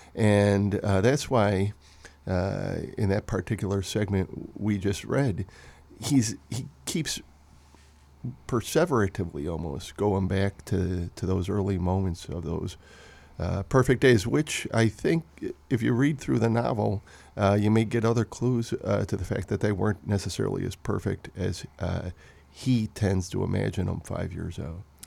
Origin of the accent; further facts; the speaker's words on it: Wheeling, Illinois, United States; I grew up in Wheeling, Illinois, which, when I grew up, was a working class, uh, neighborhood